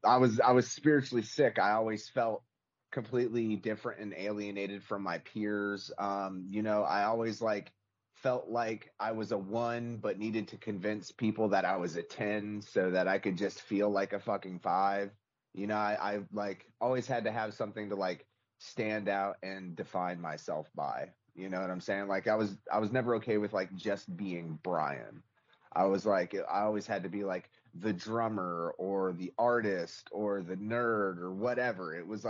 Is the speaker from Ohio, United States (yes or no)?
no; Charleston, South Carolina, United States; born and raised in Charleston.